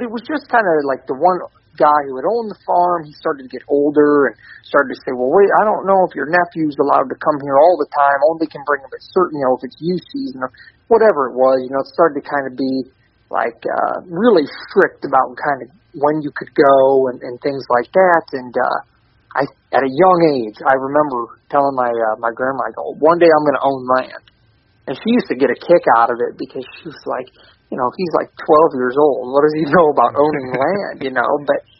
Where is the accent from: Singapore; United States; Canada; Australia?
Canada; born there; So he actually shot a moose the day I was born in Canada.